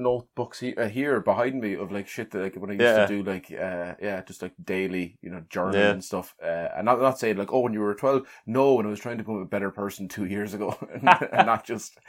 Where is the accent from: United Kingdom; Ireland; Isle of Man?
Ireland; Leighlinbridge, County Carlow; if I was from Loughlin, which I am.